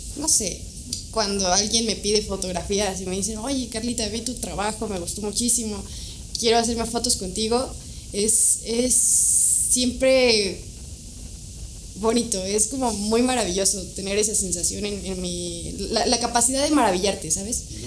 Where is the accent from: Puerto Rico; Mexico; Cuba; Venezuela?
Mexico; Toluca, State of Mexico; nací en Toluca